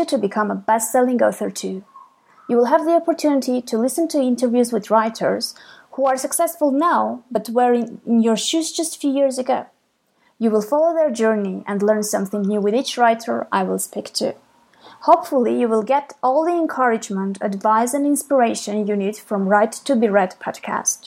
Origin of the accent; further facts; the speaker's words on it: Armenia; I'm from Armenia